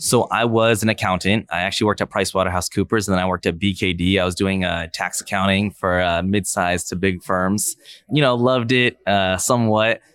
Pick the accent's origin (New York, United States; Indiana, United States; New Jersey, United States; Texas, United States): Indiana, United States; Fishers; also born or lived in Pike Township, Indianapolis, Indiana; I actually was born in, uh, Pike Township area, and then in fifth grade, we moved to, uh, Fishers